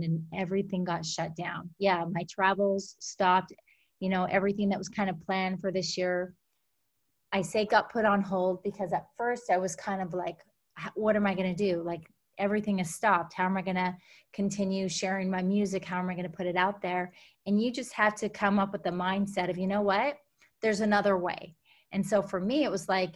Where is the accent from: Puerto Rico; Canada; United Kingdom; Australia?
Canada; Alberta; I was born and raised up in Canada, on a farm up in Alberta, Canada. So small town.